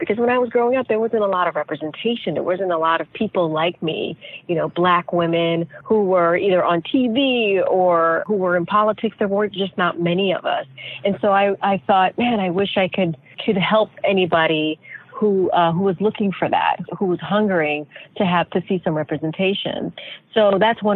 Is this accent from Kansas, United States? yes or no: no; New York, United States; I am an immigrant. My parents are immigrant. I grew up in New York and my parents were born in Haiti.